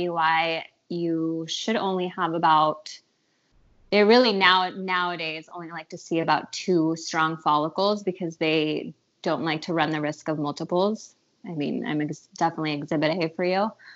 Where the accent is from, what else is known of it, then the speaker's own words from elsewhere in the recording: Mexico City, Mexico; now in San Diego, United States; I'm originally from Mexico City